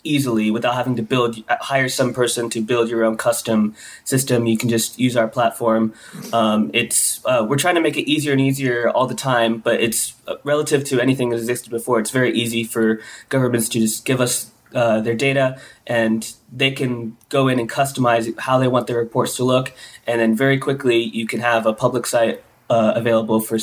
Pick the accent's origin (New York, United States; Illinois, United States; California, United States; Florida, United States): Florida, United States; Pensacola; my hometown in Florida, Pensacola, which is very small